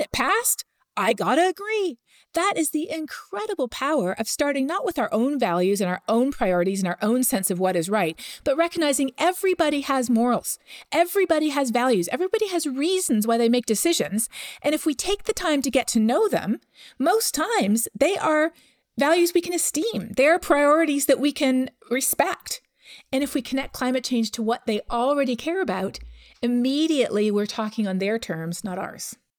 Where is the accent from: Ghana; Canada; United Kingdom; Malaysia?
Canada; I'm from Canada